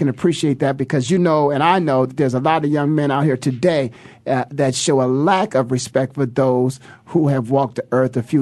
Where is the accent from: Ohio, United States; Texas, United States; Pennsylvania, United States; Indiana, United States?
Ohio, United States; moved away as an adult; also born or lived in Philadelphia; people like myself who are from Ohio